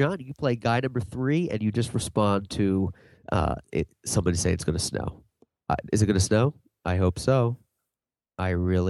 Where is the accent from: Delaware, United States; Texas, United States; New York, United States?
Delaware, United States; Hi. We're from Delaware.